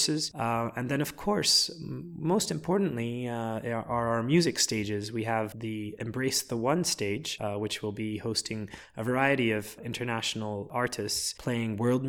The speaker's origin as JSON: {"language": "English", "country": "Lebanon", "tie": "born or raised there", "said": "my father is Lebanese and I was born in Lebanon"}